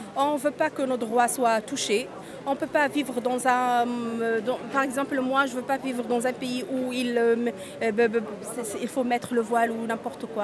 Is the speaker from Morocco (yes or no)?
no; Menzel Bourguiba, Bizerte Governorate, Tunisia; French is a second language; moved away as an adult; now in France; ma ville natale, c'est, elle s'appelait historiquement Ferryville